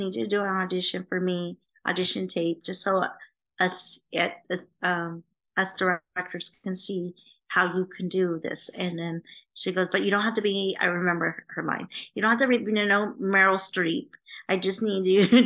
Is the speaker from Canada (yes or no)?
yes; Vancouver, British Columbia, Canada; now in Los Angeles, United States; we're both from Canada. I was born in Vancouver. She's from Canada. So we're both Canadian.